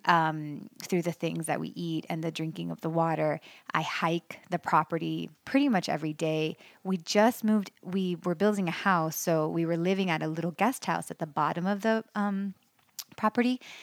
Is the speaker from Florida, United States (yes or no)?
yes; Miami, Florida, United States; moved away as an adult; also born or lived in Los Angeles; now in Western North Carolina, United States; I loved growing up in Miami